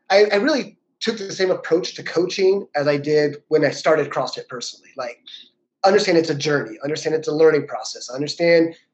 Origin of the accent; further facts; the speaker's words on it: Texas, United States; I'm from Texas. I'm from Texas.